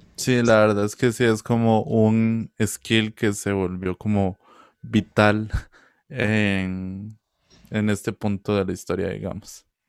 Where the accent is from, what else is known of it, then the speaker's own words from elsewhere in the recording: Cachí, Cartago, Costa Rica; yo soy de Cachí de Cartago